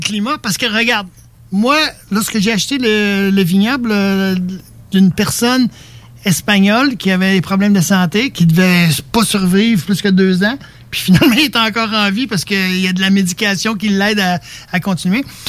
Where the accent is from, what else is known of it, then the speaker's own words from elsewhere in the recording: Quebec, Canada; je suis Québécois